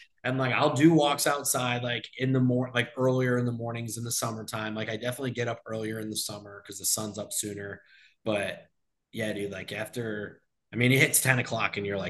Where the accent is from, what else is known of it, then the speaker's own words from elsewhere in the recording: Endwell, New York, United States; now in Florida, United States; that brought us to like the Endwell, New York area, which is where I grew up.